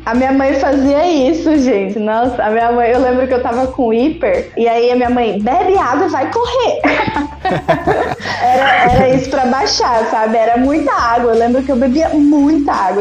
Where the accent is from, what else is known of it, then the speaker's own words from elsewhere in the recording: Cambuí, Minas Gerais, Brazil; Cambuí, Minas Gerais também